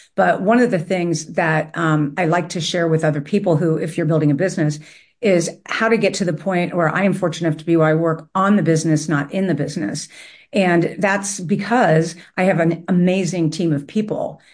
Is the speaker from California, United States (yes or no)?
no; Cincinnati, Ohio, United States; my hometown